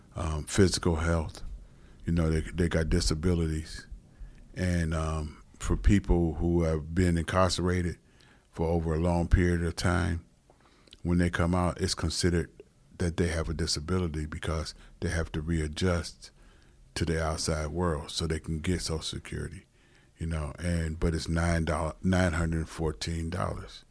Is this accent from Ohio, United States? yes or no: yes; Cleveland, Ohio, United States; I'm a Cleveland native